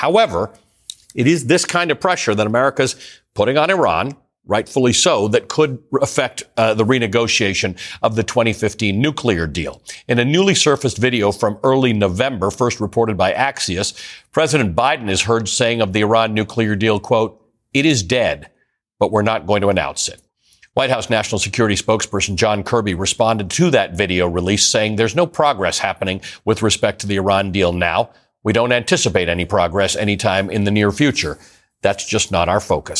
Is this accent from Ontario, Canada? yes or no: yes; Toronto, Ontario, Canada; I grew up in Toronto